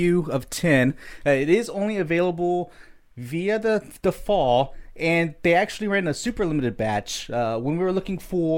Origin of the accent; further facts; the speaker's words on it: Florida, United States; I am from Florida